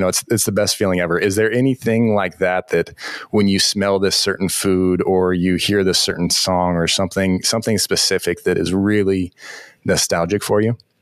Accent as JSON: {"language": "English", "region": "Southern California", "country": "United States", "tie": "born or raised there", "moved": "yes", "lives_now": "Des Moines, United States", "said": "I grew up in Southern California and I'm, I'm living in Des Moines, Iowa now."}